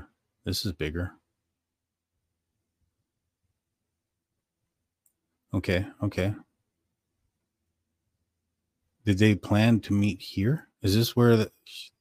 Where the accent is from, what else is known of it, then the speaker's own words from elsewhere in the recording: San Antonio, Texas, United States; We are from San Antonio